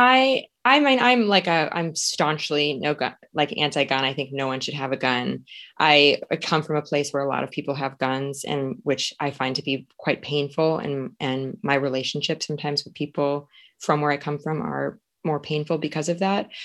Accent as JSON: {"language": "English", "town": "Suring", "region": "Wisconsin", "country": "United States", "tie": "born or raised there", "moved": "as an adult", "said": "I grew up as a ten-year-old dummy in a very rural town in Wisconsin"}